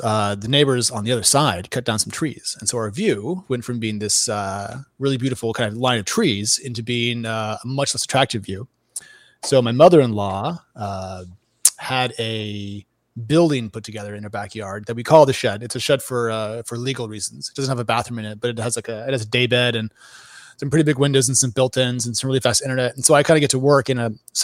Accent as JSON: {"language": "English", "region": "Oregon", "country": "United States", "tie": "born or raised there", "moved": "yes", "said": "I grew up in Oregon where it rains a lot"}